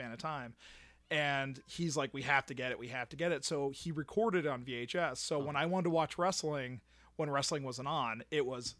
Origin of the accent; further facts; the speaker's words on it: Pennsylvania, United States; now in Florida, United States; I was raised in Pennsylvania. Northeastern Pennsylvania, where, you know, wrestling would come.